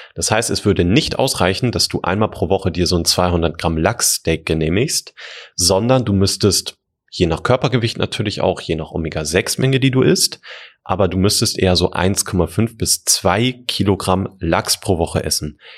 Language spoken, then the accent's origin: German; Germany; bei uns in Deutschland